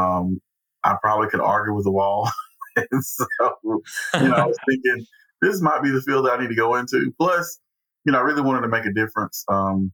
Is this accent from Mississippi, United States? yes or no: yes; Fulton, Mississippi, United States; moved away as an adult; also born or lived in Iuka, Mississippi / Florence, Alabama; I was originally born in Iuka, Mississippi, but I lived in Fulton, Mississippi. And that's where I grew up and graduated high school.